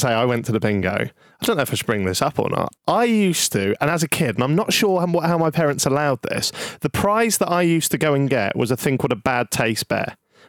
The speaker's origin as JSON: {"language": "English", "town": "Norwich", "region": "East of England", "country": "United Kingdom", "said": "I'm from Norwich, as is Stevie"}